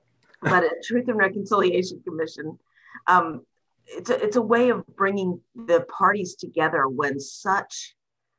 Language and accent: English; Greensboro, North Carolina, United States; I grew up in Greensboro, North Carolina.